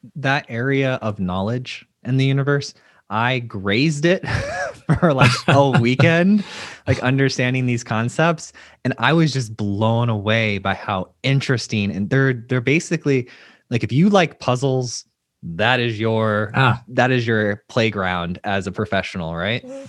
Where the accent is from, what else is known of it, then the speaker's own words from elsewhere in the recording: Florida, United States; I live in Florida